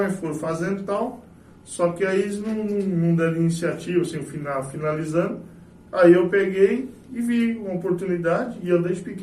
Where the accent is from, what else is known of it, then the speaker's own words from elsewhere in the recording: Itaporã, Mato Grosso do Sul, Brazil; E sou nascido e criado aqui em Itaporã.